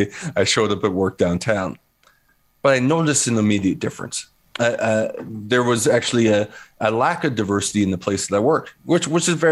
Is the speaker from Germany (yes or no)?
no; Vancouver, British Columbia, Canada; also born or lived in New Westminster / University of Kansas, United States; I grew up in New Westminster and in Vancouver, predominantly, white city in the 80s and 90s.